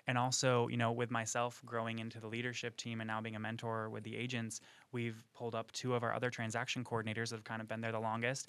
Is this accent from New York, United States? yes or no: yes; McGraw, New York, United States; moved away as an adult; now in Florida, United States; I'm from a really small town called McGraw. It's, uh, up in New York.